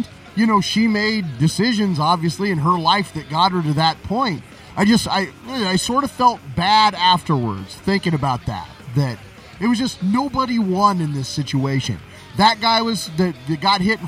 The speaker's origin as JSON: {"language": "English", "town": "Yreka", "region": "California", "country": "United States", "tie": "born or raised there", "said": "we grew up in Yreka, California"}